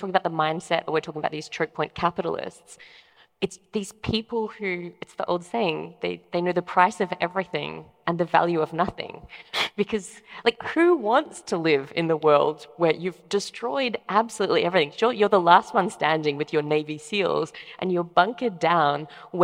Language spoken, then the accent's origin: English; Australia; I'm Australian